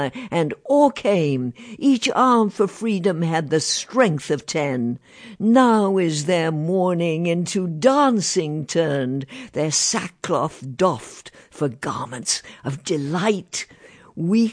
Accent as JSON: {"language": "English", "region": "England", "country": "United Kingdom", "tie": "born or raised there", "moved": "yes", "said": "my hometown in England is now one of the meltingest pot towns you could find."}